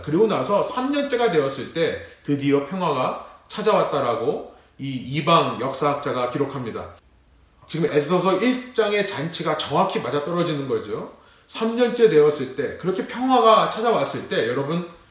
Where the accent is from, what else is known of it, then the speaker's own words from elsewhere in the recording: South Korea; now in United States; 우리 레분교회와 같이 한국인이지만 미국이라는 타지에 살고 있는